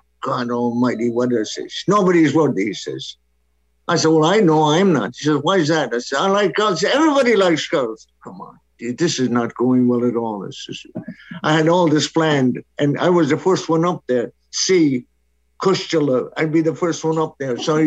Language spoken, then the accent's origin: English; Connemara, Connacht, Ireland; first language Irish; English is a second language; moved away as an adult; now in New Jersey, United States; I lived in an area of Ireland called Connemara